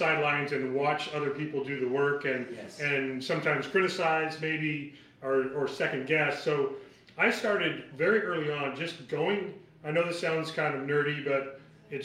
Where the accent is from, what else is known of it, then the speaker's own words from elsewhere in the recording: Oakland, California, United States; also born or lived in Davis, California; now in Yountville, United States; I grew up in Oakland, California